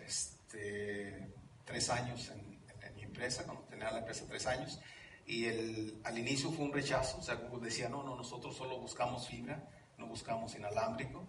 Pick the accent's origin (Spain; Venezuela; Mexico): Mexico; moved away as an adult; also born or lived in Orange County, California, United States; now in Mountain View, United States; yo nací en Los Ángeles, en el condado de Orange, de padres mexicanos. mi padre y mi madre se regresan a México cuando yo tengo 5 años